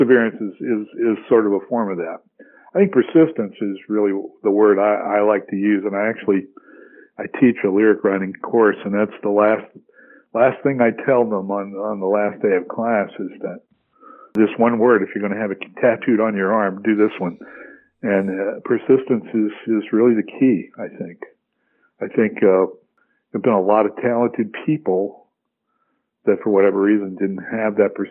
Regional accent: the South, United States; I grew up in the South, so the South is a sports-oriented, you know, life.

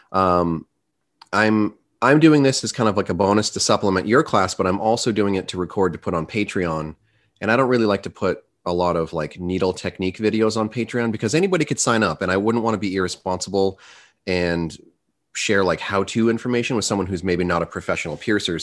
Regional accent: United States; I'm American

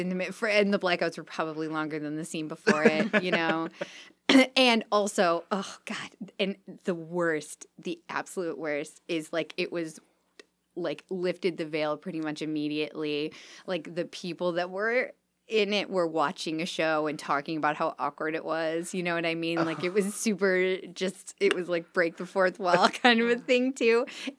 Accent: Harper Woods, Michigan, United States; I'm an Eastsider. I'm pretty much a lifelong Eastsider. Uh-huh. I lived where I consider where I grew up was Harper Woods.

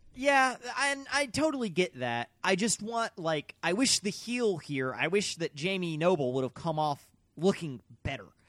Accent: Mississippi, United States; we're from Mississippi

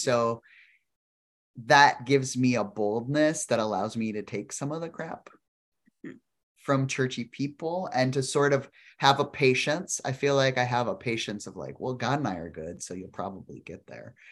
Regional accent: South Dakota, United States; I grew up in South Dakota

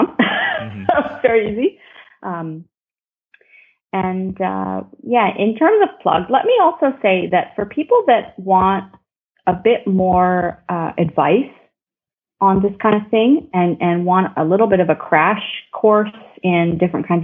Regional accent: Ottawa, Ontario, Canada; I grew up in Ottawa, and Ottawa is right on the border of Quebec

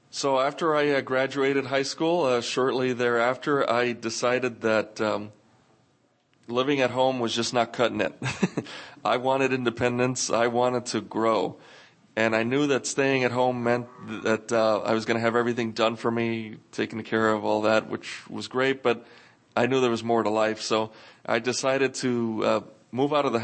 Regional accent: New York, United States; growing up in New York

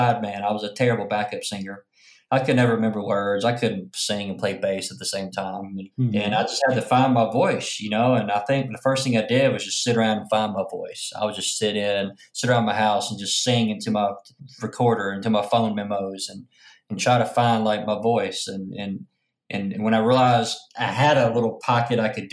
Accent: Arkansas, United States; now in Memphis, United States; So I'm from Pompa, Arkansas

